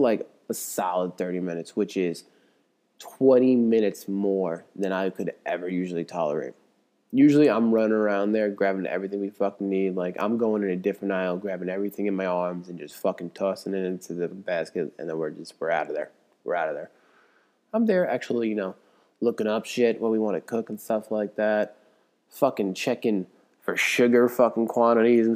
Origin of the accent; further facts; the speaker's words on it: New York, United States; moved away; growing up in New York